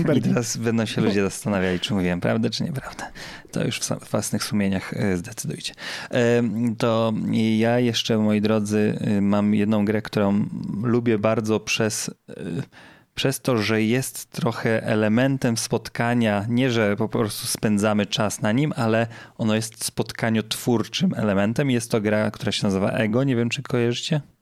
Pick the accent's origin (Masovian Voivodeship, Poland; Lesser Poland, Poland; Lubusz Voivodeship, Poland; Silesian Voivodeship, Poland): Lubusz Voivodeship, Poland; Zielona Góra; z mojego rodzinnego miasta